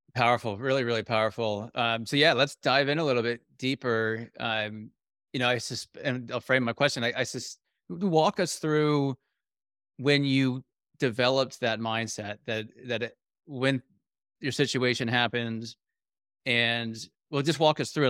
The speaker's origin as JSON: {"language": "English", "country": "United Kingdom", "said": "I'm British"}